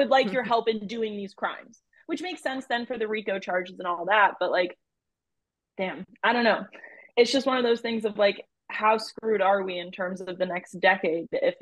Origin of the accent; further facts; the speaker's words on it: Fulton County, Georgia, United States; I, as someone who's a Georgia voter and from Georgia, so obviously I'm actually from Fulton County